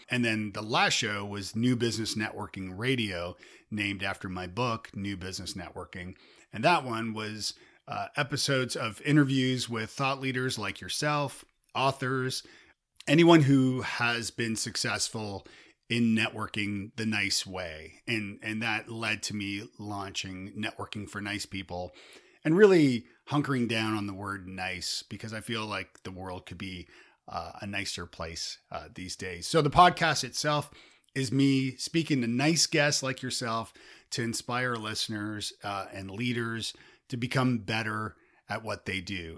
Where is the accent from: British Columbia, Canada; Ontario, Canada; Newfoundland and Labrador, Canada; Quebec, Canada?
Ontario, Canada; Toronto; I'm from Toronto